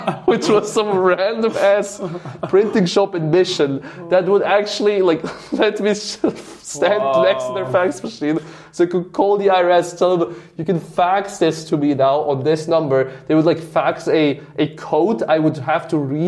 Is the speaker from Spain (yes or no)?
no; Switzerland; my hometown, which is like a small village in Switzerland